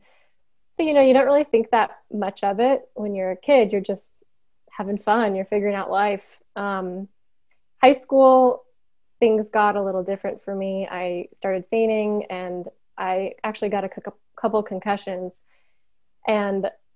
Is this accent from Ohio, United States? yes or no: no; Chicago, Illinois, United States; now in Missouri, United States; I'm originally from the Chicago area, but I live in Missouri currently with my husband